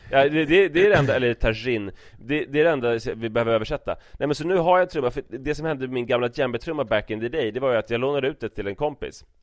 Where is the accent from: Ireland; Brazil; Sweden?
Brazil; Swedish is a second language; Jag säger att jag är från Brasilien